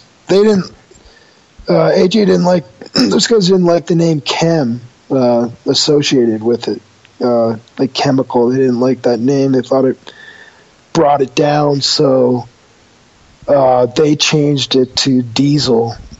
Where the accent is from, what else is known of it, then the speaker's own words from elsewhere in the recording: New York, United States; growing up outside New York City, we smoked a lot of like pot from Laos and Afghani pot, and just really exotic weed that would come into New York.